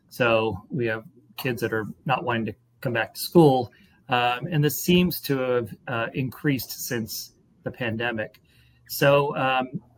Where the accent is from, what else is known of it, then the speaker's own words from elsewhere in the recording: Massachusetts, United States; moved away; I was in my home state of Massachusetts